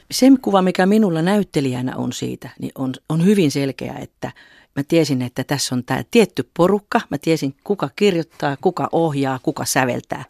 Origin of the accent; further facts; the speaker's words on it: Juankoski, North Savo, Finland; moved away; laulavana lapsena Juankoskella Pohjois-Savon perukoilla